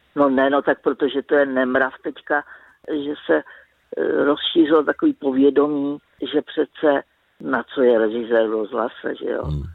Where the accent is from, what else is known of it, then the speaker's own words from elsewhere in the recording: Prague, Czechia; já jsem ze Žižkova.